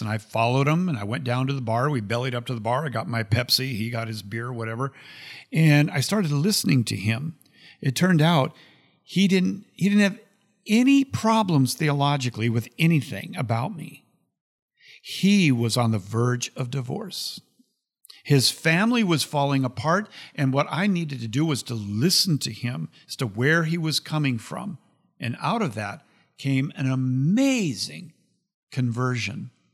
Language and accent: English; United States; I'm an American